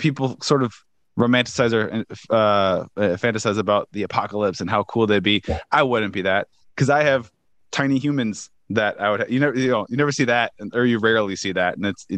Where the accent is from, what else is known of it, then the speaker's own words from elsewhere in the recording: Chicago, Illinois, United States; moved away; I'm originally also from Chicago. I'm not there now, but where Rick is.